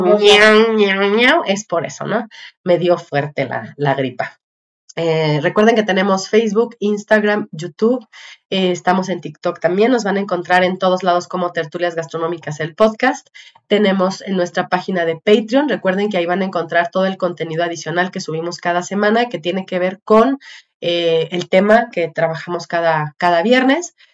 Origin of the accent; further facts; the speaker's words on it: Mexico; los que vivimos en México o que crecimos en México en los ochentas